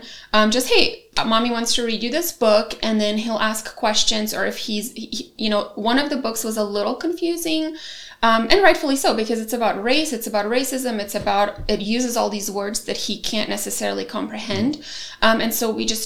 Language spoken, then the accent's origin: English; Bosnia & Herzegovina; also born or lived in Germany / Croatia; now in United States; I was born in Bosnia